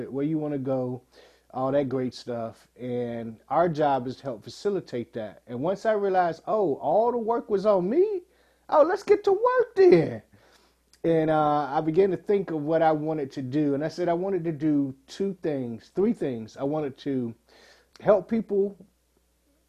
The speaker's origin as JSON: {"language": "English", "town": "Portsmouth", "region": "Virginia", "country": "United States", "tie": "born or raised there", "said": "44 years ago, I was born in Portsmouth, Virginia."}